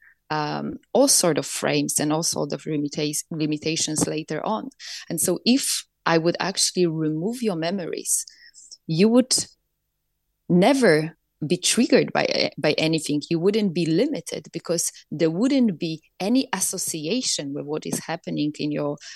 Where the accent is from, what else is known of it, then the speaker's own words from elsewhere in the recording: Poland; I grew up in Poland, communist Poland